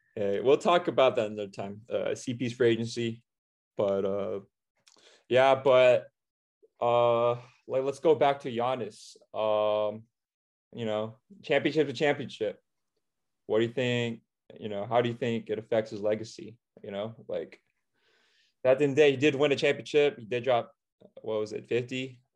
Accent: Orange County, California, United States; We're both from Orange County. We've been childhood friends since, uh, third grade, and we've basically grown up together

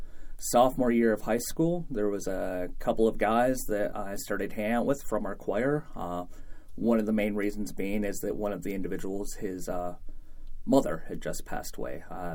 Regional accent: Mount Pleasant, Michigan, United States; moved away as an adult; growing up in Mount Pleasant at the time I did. I graduated from high school in 1995

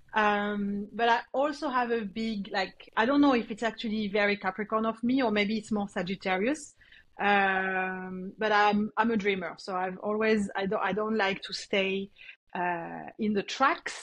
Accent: near Montpellier, Occitania, France; accent: French; English is a second language; also born or lived in New Caledonia; now in Sydney, Australia; I was born in France, next to Montpellier, a little town next to Montpellier

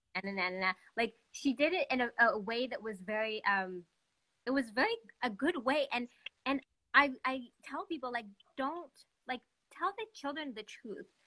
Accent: Montreal, Quebec, Canada; also born or lived in Ethiopia; I'm from Montreal, um, and uh, I'm an adopted person um, from Ethiopia

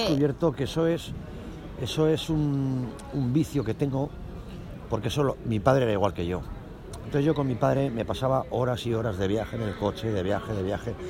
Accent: Calatayud, Aragon, Spain; vengo de Caratayuz, que es un pueblo que está al lado de Zaragoza, a unos 80 kilómetros

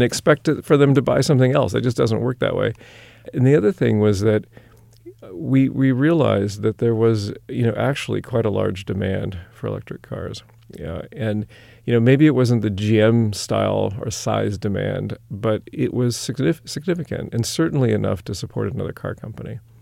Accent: Sacramento, California, United States; also born or lived in Berkeley / Bay Area / Middle East / Europe; I'm from Sacramento originally.

